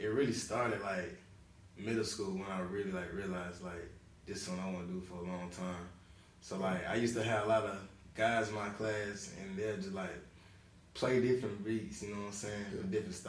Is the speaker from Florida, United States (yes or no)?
yes; Pensacola, Florida, United States; From Pensacola, Florida, born and raised, you feel me?